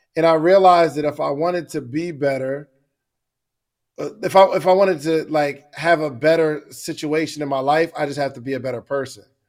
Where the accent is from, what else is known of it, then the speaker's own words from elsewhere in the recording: Willingboro, New Jersey, United States; also born or lived in Morrow, Georgia / Alabama; now in Georgia, United States; I grew up in Willingboro, New Jersey, moved to, uh, Morrow, Georgia, and, uh, went to school at Alabama A and M, then came back to Georgia